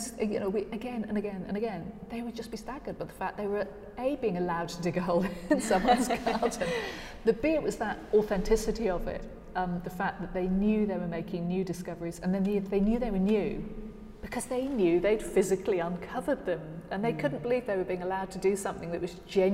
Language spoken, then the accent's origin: English; South Norfolk, East of England, United Kingdom; I was brought up in South Norfolk, on a farm